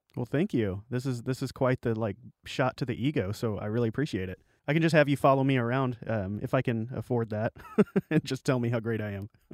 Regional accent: Arkansas Delta, United States; I grew up in the Delta of Arkansas

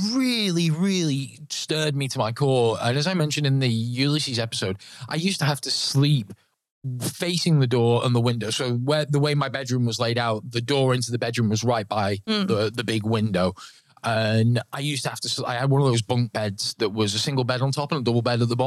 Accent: Manchester, North West England, United Kingdom; so I grew up in Manchester, obviously up north

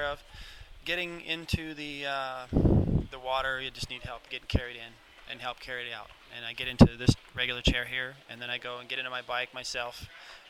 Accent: San Diego, California, United States; San Diego

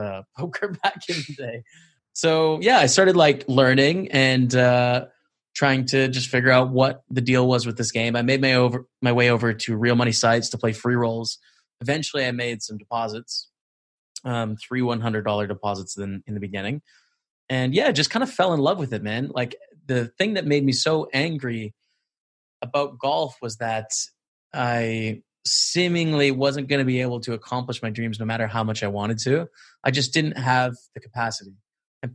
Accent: Canada; I'm from Canada, but I'm in Edinburgh, Scotland, during the lockdown situation

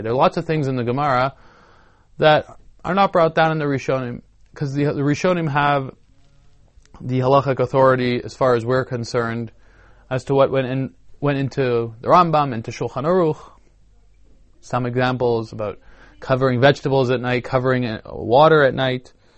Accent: Canada; I'm a Canadian

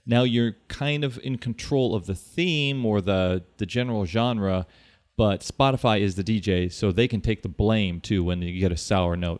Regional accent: Kansas City, United States; I'm from Kansas City, we went from suburban Kansas City to the Missouri

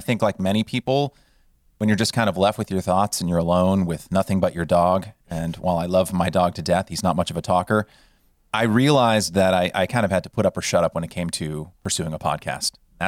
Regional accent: California, United States; now in Los Angeles, United States; But I grew up in Northern California and came to Los Angeles to pursue grad school at USC

